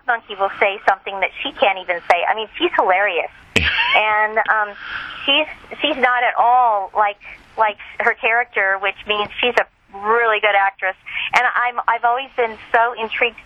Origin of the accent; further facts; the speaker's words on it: Southern California, United States; moved away as an adult; also born or lived in Lake Tahoe area, High Sierras; now in Lake Tahoe, United States; I'm from Southern California.